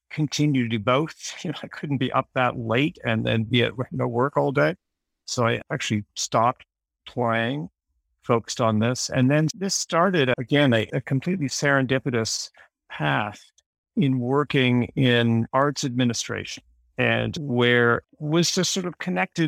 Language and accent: English; Toronto, Ontario, Canada; I'm from Toronto